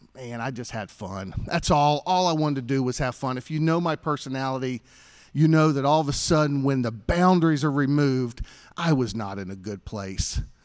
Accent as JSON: {"language": "English", "town": "Greenville", "region": "South Carolina", "country": "United States", "tie": "born or raised there", "said": "I grew up here in Greenville."}